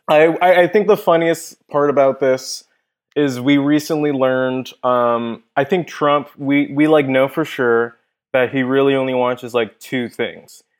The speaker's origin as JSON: {"language": "English", "town": "Inglewood", "region": "California", "country": "United States", "tie": "born or raised there", "said": "I grew up in Inglewood, uh, I grew up in the hood."}